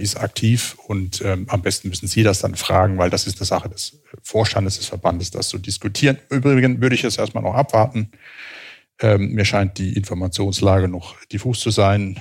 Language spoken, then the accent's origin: German; Southern Germany, Germany; moved away as an adult; also born or lived in Switzerland; now in Cologne, Germany; als Süddeutscher in Süddeutschland aufgewachsen